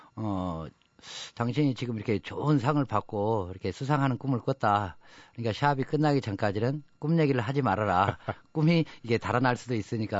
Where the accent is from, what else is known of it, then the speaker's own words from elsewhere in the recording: Jangseong, South Jeolla, South Korea; now in Seoul, South Korea; 우리 장성의 자랑이라고